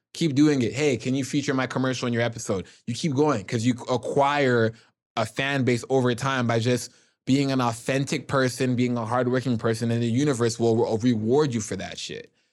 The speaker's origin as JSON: {"language": "English", "town": "Toronto", "region": "Ontario", "country": "Canada", "tie": "born or raised there", "said": "Growing up in Jane and Finch, my mom kept me locked in the house"}